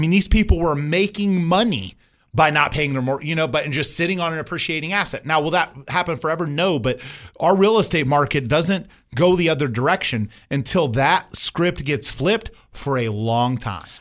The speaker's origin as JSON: {"language": "English", "region": "Indiana", "country": "United States", "tie": "born or raised there", "moved": "yes", "said": "I grew up in Indiana"}